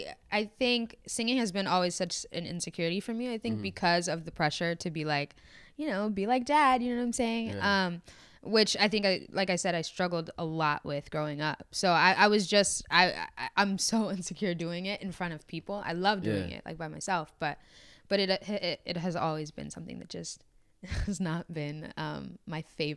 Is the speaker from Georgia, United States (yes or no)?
yes; Atlanta, Georgia, United States; I'm from Atlanta. I was raised in Atlanta. That's where I live.